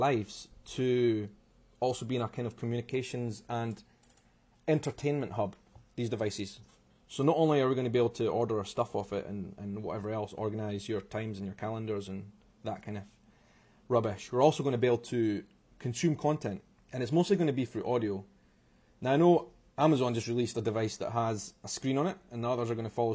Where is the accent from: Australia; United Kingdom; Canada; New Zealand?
United Kingdom; Edinburgh, Scotland; also born or lived in Brazil; I am from Edinburgh in Scotland